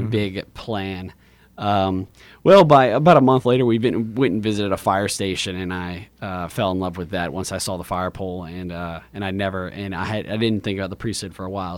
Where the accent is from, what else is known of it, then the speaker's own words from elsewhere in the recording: Lafayette, Louisiana, United States; I grew up in Lafayette, went to public school my whole life, Woodvale, Alamo, Lafayette High